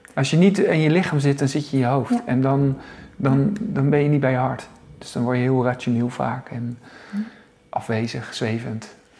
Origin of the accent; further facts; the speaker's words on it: Zoeterwoude, South Holland, Netherlands; now in Leiden, Netherlands; ik kom eigenlijk uit Zoeterwoude, hè? Zoeterwoude dorp